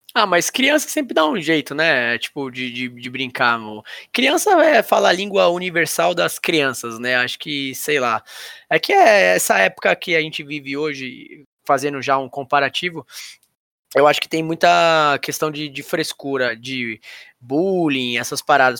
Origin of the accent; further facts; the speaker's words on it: São Paulo, Brazil; Eu sou, sou da Casa Verde, que é do lado da, da, da, da, da Barra Funda ali